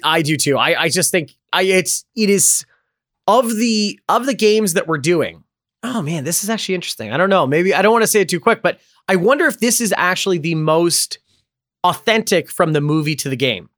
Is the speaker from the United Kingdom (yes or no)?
no; Canada; I am Canadian